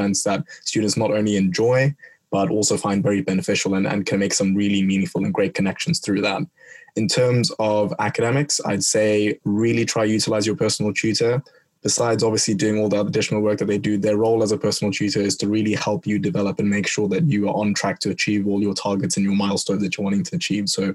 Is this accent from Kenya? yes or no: yes; Kenya; moved away as an adult; now in Bristol, United Kingdom; where I'm from, I'm Kenyan